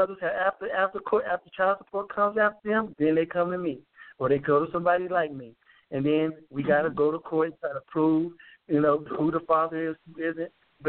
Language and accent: English; Missouri, United States; now in Denver, United States; I told you I was from Missouri first